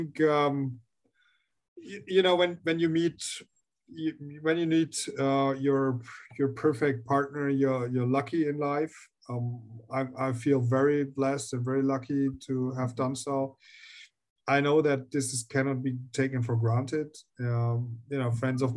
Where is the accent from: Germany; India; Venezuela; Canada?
Germany; I am from Germany, and I always lived in Germany